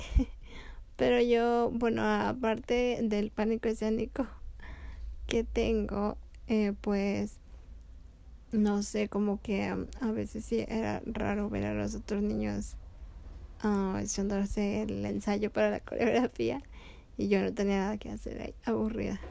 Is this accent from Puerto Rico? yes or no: no; Mexico; como familia mexicana, pues los tres años o los 15 años son los que más ah, se festejan aquí en México